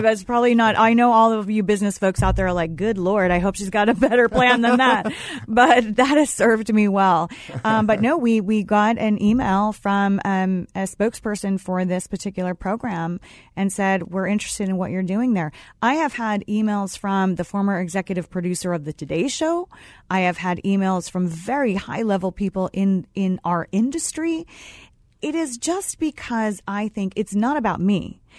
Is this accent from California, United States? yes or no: yes; Los Angeles, California, United States; moved away as an adult; I grew up in Los Angeles